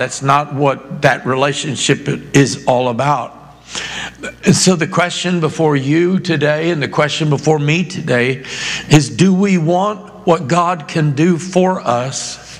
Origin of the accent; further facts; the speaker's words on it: Boston, Massachusetts, United States; born there; also born or lived in New Hampshire / Maine; because I was born in Boston, but I lived almost 8 years of my childhood, even though I moved like 20 times before I even graduated high school, but about almost 8 years of my life in Massachusetts and New Hampshire, Maine, that area.